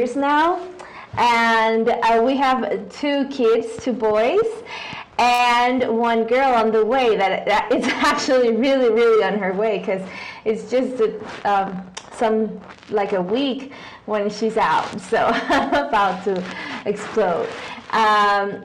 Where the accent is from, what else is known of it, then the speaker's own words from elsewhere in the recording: Guadalajara, Jalisco, Mexico; English is a second language; I've always lived here in Guadalajara. I was born and raised here